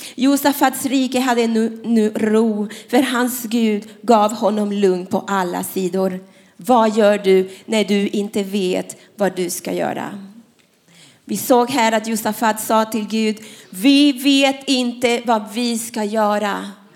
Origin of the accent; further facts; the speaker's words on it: Panama; Swedish is a second language; now in Sweden; jag är inte svensk, jag är från Panama